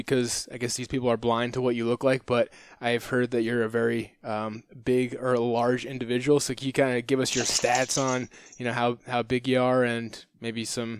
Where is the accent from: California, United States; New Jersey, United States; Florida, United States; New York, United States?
New Jersey, United States; Because I'm from Jersey